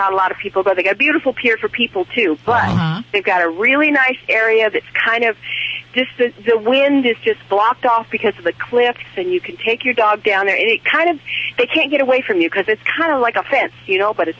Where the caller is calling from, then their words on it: Shell Beach, California, United States; I'm calling from Shell Beach, California. Best place in the universe.